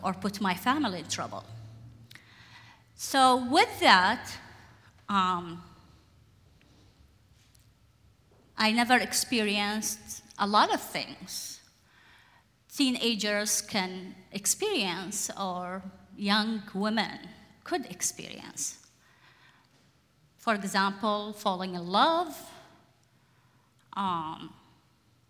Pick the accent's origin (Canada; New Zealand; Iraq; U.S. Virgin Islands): Iraq; now in Portland, United States; I was born and raised in Iraq